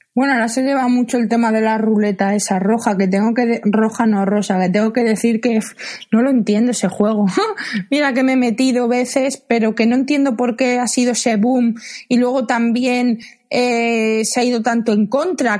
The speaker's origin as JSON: {"language": "Spanish", "town": "Madrid", "region": "Community of Madrid", "country": "Spain", "said": "soy de Madrid"}